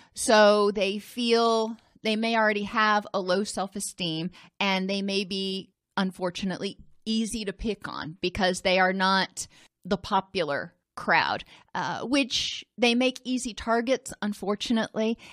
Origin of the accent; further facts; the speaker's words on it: Indianapolis, Indiana, United States; I grew up in Indianapolis